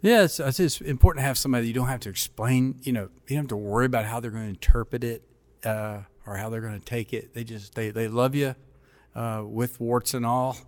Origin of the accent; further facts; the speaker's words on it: Paducah, Kentucky, United States; also born or lived in Germany; I grew up in a small town in Kentucky